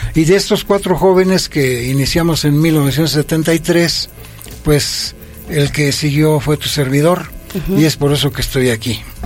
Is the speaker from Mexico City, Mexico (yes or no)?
no; Toluca, State of Mexico, Mexico; also born or lived in Villa Victoria, State of Mexico; yo soy nativo del municipio de Villa Victoria. Sí. Y que me desarrollé a, a, partir de los cinco años hasta la fecha en este pueblo que es tan yo lo, lo quiero mucho, que se llama San Mateo Oxtotitlán. Mm. También de Toluca.